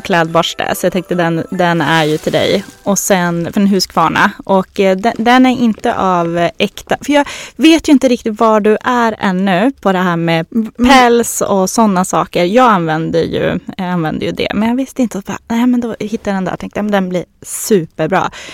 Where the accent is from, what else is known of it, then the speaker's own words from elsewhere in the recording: Norrland, Sweden; accent: Norrland dialect; moved away; jag är ju uppifrån eh, Norrland men eh, man kanske hör det på min dialekt